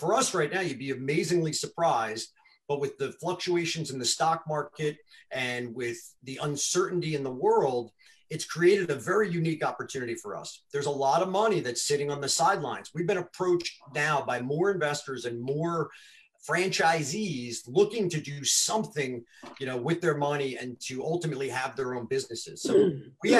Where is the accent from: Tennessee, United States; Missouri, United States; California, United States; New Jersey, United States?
Missouri, United States; I'm from Missouri, it's the show me state